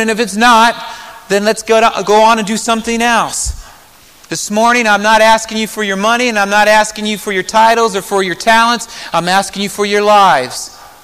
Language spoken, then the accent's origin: English; Marion, Indiana, United States; moved away as an adult; Growing up in Marion, Indiana